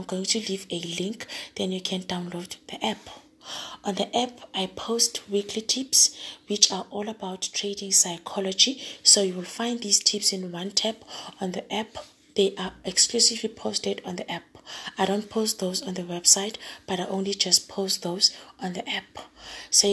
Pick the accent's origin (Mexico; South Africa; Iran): South Africa; Johannesburg, Gauteng; I'm a girl from Joburg